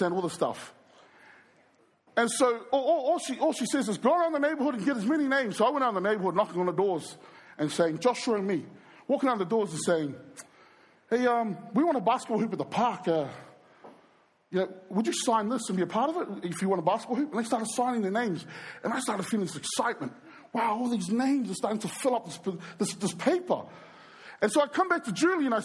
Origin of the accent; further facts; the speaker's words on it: New Zealand; I was brought up in New Zealand. I was born in New Zealand.